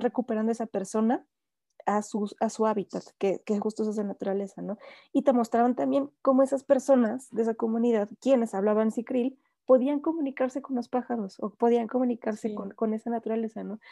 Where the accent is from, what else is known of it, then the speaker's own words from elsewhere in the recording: Mexico; como mexicanos